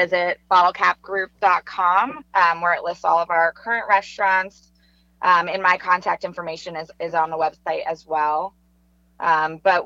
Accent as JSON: {"language": "English", "region": "New Jersey", "country": "United States", "moved": "yes", "lives_now": "Charlotte, United States", "said": "I'm from New Jersey"}